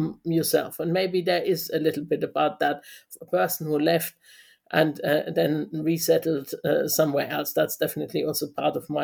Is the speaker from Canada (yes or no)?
no; Germany; moved away as an adult; also born or lived in London; now in Aberystwyth, United Kingdom; I was born in West Germany in 1968, and I lived in Germany for 20 years, going to school, you know, living with my parents in West Germany.